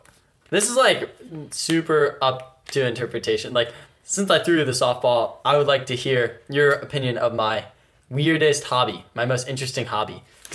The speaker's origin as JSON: {"language": "English", "town": "Richmond", "region": "Virginia", "country": "United States", "said": "I'm from Richmond"}